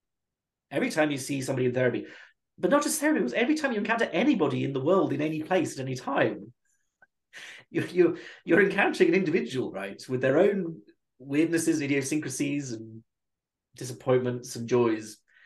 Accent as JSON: {"language": "English", "country": "United Kingdom", "said": "being British"}